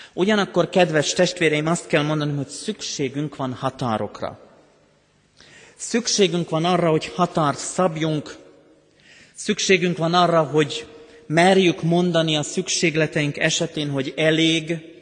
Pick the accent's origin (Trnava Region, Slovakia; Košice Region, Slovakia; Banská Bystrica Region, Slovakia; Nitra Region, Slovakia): Banská Bystrica Region, Slovakia; now in Hungary; Én határon túl születtem Szlovákiában.